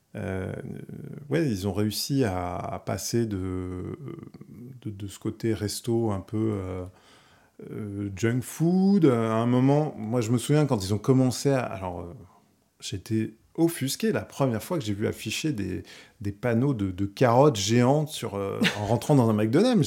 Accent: Paris, Île-de-France, France; also born or lived in Val-d'Oise; je suis né à Paris, j'ai vécu une partie à Paris, et ensuite euh, mes parents sont, partis un peu s'éloigner dans le Val d'Oise

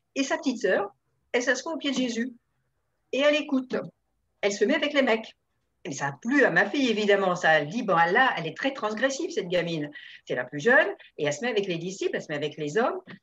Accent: Le Havre, Normandy, France; moved away; On a grandi au Havre au départ.

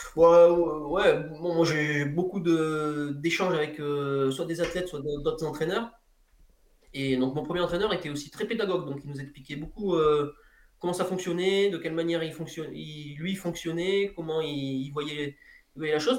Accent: Ardèche, Auvergne-Rhône-Alpes, France; à côté de chez moi en Ardèche

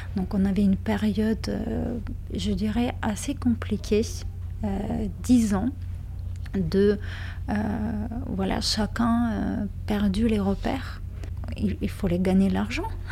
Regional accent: Kaunas, Kaunas County, Lithuania; French is a second language; je suis née dans une ville qui s'appelle Kaunas, donc c'est la deuxième ville de Lituanie

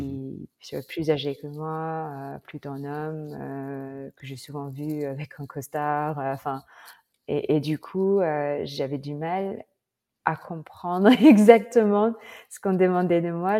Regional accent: Philippines; French is a second language; moved away as an adult; also born or lived in Bordeaux, France; now in France; Je, je suis, euh, philippine

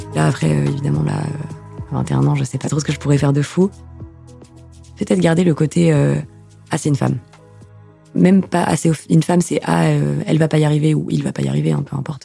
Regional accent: Toulouse, Occitania, France; moved away as an adult; now in Rouen, France; Je viens de Toulouse

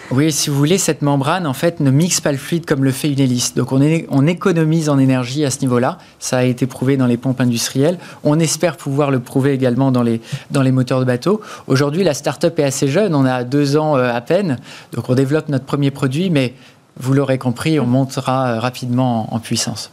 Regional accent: Breton, Brittany, France; en tant que breton et, marin

